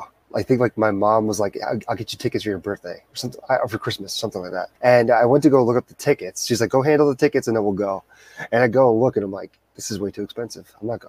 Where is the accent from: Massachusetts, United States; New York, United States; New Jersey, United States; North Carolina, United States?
New Jersey, United States; Edison; my hometown, Edison, New Jersey, like 10 minutes from my house.